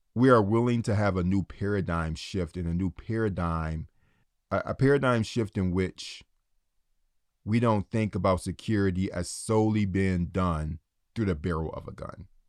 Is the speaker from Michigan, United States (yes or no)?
yes; Detroit, Michigan, United States; my hometown of Detroit